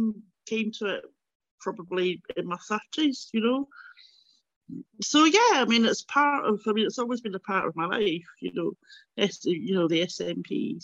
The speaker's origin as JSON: {"language": "English", "region": "London", "country": "United Kingdom", "tie": "born or raised there", "lives_now": "Glasgow, United Kingdom", "said": "I mean, I think growing up in London and going back to Glasgow and going back to Scotland did kind of reinforce these are two different countries, you know."}